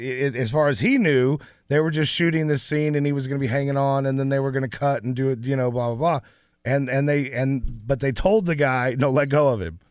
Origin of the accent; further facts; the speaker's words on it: Dallas, Texas, United States; I grew up in Dallas